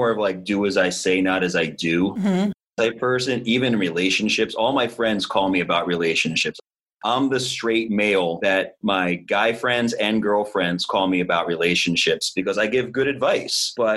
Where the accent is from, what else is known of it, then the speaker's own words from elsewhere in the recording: Philadelphia, Pennsylvania, United States; moved away; I'm from Philly